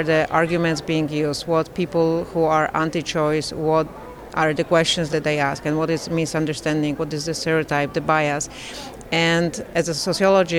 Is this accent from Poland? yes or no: yes; Poland; I come from Poland, and Poland is this beautiful country